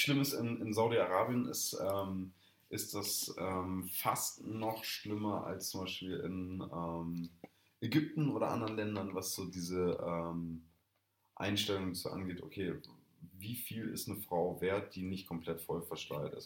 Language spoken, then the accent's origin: German; Germany; als äh, Deutscher